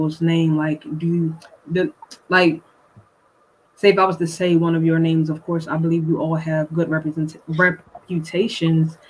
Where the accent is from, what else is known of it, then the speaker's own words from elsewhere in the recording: Washington, District of Columbia, United States; now in Salisbury, United States; Originally, I'm from Washington, D.C. I currently reside in Salisbury, Maryland